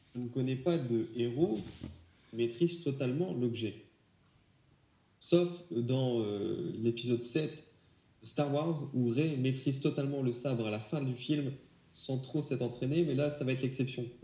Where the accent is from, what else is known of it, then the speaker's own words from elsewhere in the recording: France; chez nous en France